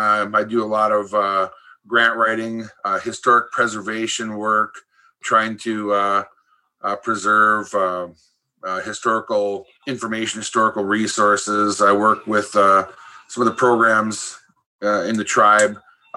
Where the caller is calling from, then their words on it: Red Lake, Minnesota, United States; I'm joining you from Red Lake, Minnesota here.